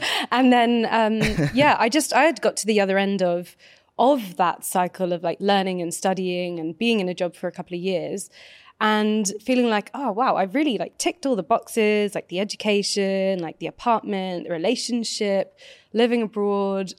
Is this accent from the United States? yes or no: no; United Kingdom; I grew up just outside of London, actually, in the countryside.